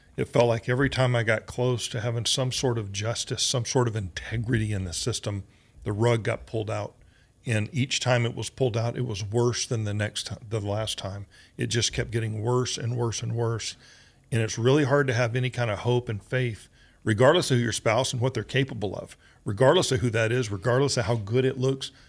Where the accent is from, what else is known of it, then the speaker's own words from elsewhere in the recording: Georgia, United States; moved away; also born or lived in Oklahoma; I grew up in Georgia and Oklahoma